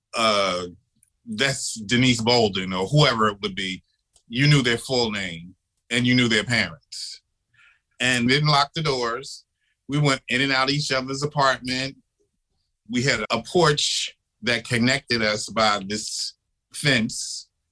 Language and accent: English; Philadelphia, Pennsylvania, United States; also born or lived in Harlem, New York; now in New York, United States; I was born and raised in Philadelphia. I grew up in the projects when they were new